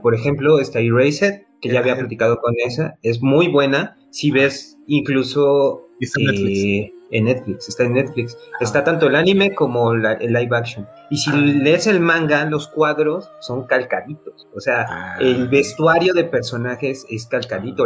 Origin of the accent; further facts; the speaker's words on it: Mexico; como buen mexicano nos gusta el box